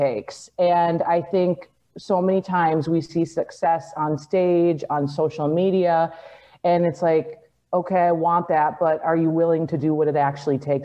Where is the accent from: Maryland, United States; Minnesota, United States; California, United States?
Minnesota, United States; I grew up in the Midwest, so I lived in Minnesota